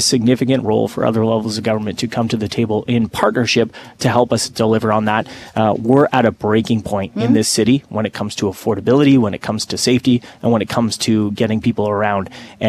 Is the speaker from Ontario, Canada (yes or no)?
yes; Hamilton, Ontario, Canada; now in Toronto, Canada; growing up in Hamilton myself